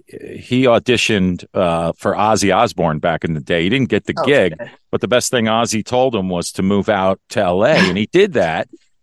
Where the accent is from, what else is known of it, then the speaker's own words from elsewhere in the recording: Westchester, New York, United States; I was born in New York, Westchester.